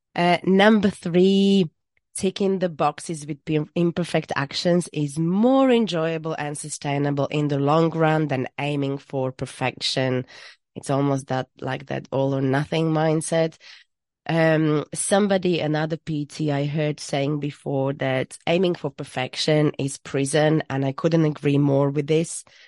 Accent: Slovakia; moved away as an adult; now in Worcestershire, United Kingdom; I am from Slovakia, where I studied business and economy, and I moved to U K when I was twenty-two

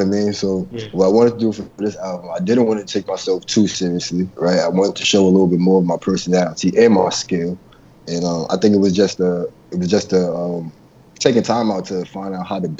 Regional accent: New York, United States; also born or lived in Baltimore; I'm from New York

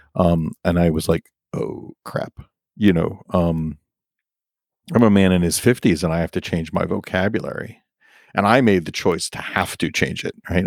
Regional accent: New York, United States; I grew up as a New Yorker.

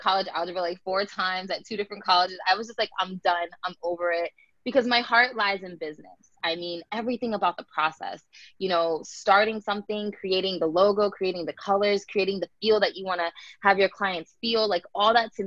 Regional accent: Tampa, Florida, United States; also born or lived in New Jersey; I grew up in New Jersey, and I moved to Florida when I was about 6 years old

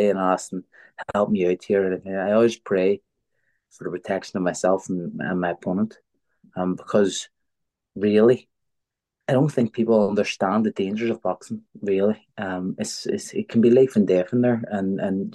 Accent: Belfast, Northern Ireland, United Kingdom; because we grew up in West Belfast, a very deprived area

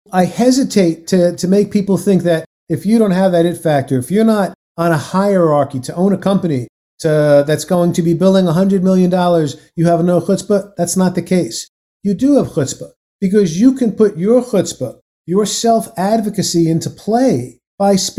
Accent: New York, United States; I'm from New York originally

